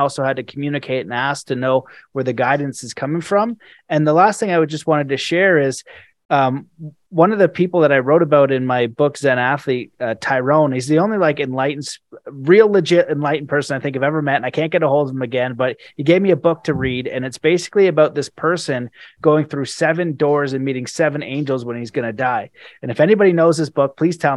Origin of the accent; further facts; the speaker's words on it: Canada; I'm Canadian